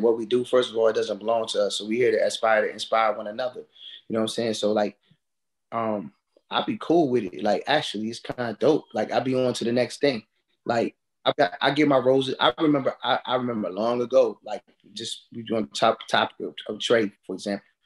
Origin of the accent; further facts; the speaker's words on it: United States; also born or lived in Orange, New Jersey; I grew up here, you know, in the DMV area